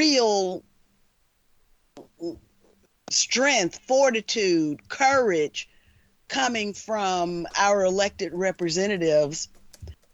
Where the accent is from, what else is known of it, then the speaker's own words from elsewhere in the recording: the South, United States; being a child of the South